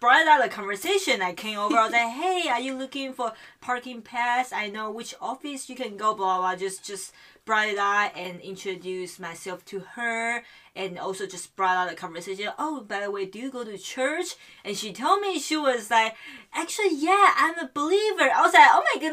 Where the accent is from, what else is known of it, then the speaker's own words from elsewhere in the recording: Taiwan; moved away as an adult; also born or lived in Murray, Kentucky, United States; now in Louisville, United States; I'm from Taiwan, and I came to United States at 2017